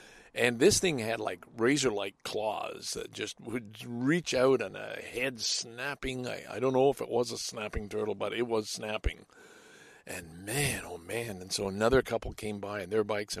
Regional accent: Salaberry-de-Valleyfield, Quebec, Canada; now in Toronto, Canada; Valleyfield, my hometown.

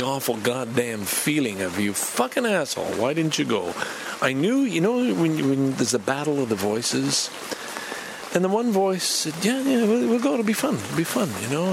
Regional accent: Montreal, Quebec, Canada; I love growing up in Montreal.

